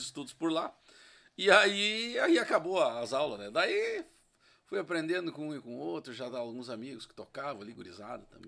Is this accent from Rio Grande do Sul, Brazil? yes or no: yes; São Luiz Gonzaga, Rio Grande do Sul, Brazil; Eu sou natural de São Luís Gonzaga